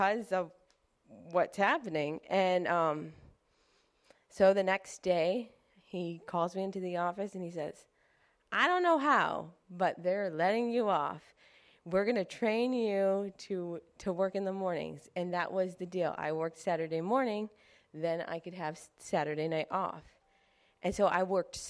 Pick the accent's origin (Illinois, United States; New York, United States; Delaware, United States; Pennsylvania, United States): New York, United States; Clarence; I grew up in Clarence